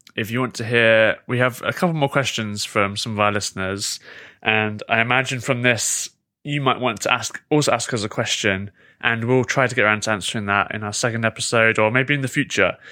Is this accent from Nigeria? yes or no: no; United Kingdom; am I so pathetic as a Brit